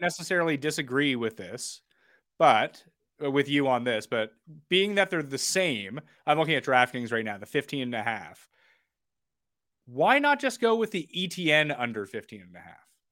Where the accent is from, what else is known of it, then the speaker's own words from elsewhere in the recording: Canada; as a Canadian